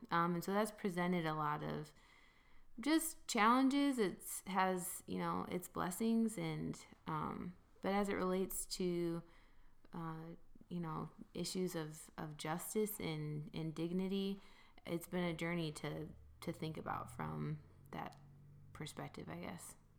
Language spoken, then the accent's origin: English; Grand Rapids, Michigan, United States; I'm from Grand Rapids, Michigan